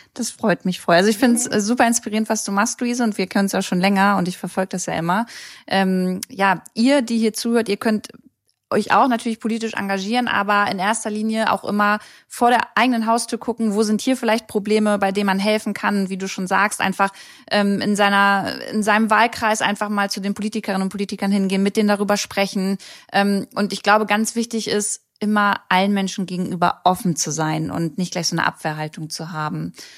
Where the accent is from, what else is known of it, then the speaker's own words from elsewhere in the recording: Germany; hier bei uns in Deutschland